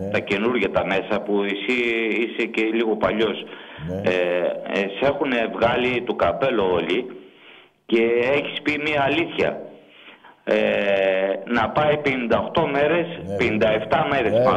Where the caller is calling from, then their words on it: Larissa, Thessaly, Greece; είμαι από τη Λάρισα.